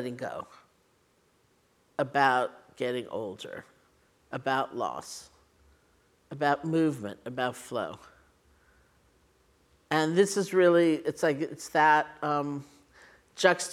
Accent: New York City, New York, United States; I grew up in New York City with my grandparents, so they were Eastern European immigrants

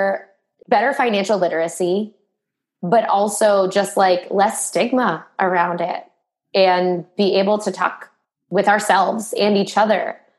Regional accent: Boston, Massachusetts, United States; now in New York, United States; I live in New York, but I'm from Boston

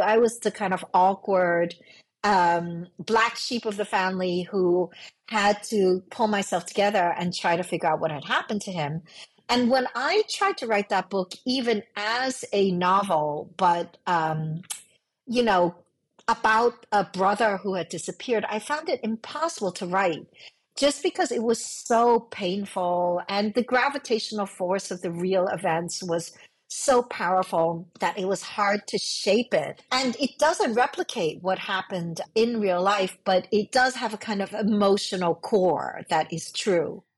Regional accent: New York City, New York, United States; born or raised there; English is a second language; also born or lived in Hong Kong

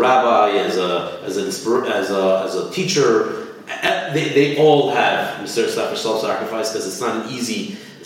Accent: Los Angeles, California, United States; now in Montreal, Canada; I grew up in Los Angeles, California

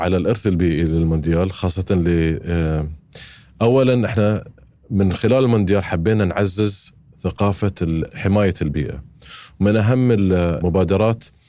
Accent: Qatar; أنا كقطري عايش في قطر

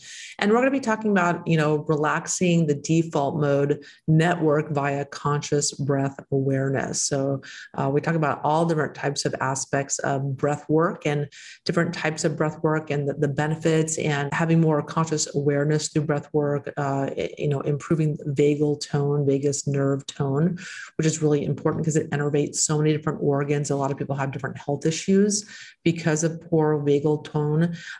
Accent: Texas, United States; And that's my home state. That's where I'm from, Texas. I'm from there.

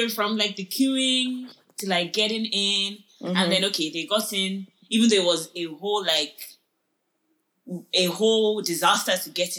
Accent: Nigeria; I'm only speaking for Nigerians because I'm a Nigerian.

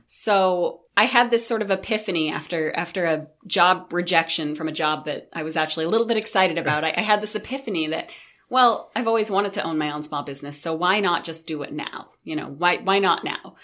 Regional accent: Brewer, Maine, United States; I grew up right in Brewer, Maine.

